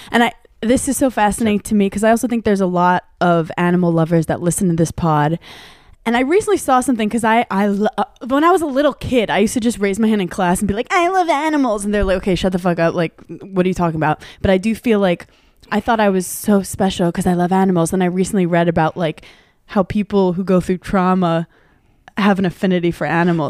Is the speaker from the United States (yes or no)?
yes; New York City, New York, United States; I grew up in Brooklyn